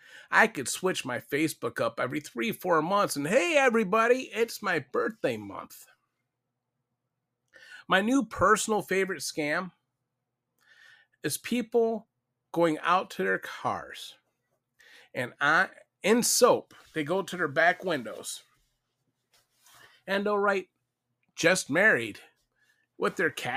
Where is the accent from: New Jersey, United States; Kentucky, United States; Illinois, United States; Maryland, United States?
Kentucky, United States; Louisville; I never divulged where I was from. My city was originally Louisville, Kentucky, where I hailed from.